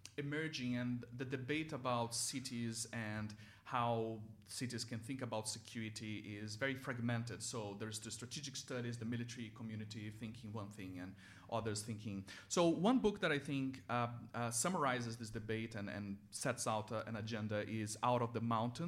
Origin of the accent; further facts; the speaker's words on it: Rio de Janeiro, Brazil; moved away; So I grew up in Rio. I actually am from a city near Rio, and I lived for 10 years in the city of Rio de Janeiro.